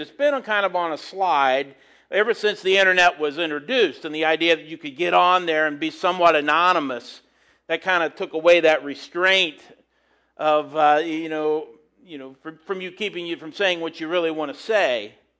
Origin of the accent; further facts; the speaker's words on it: United States; as an American